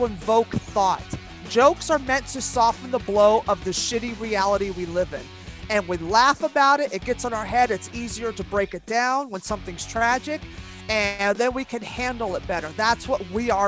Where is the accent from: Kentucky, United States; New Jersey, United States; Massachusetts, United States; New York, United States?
New York, United States; New York City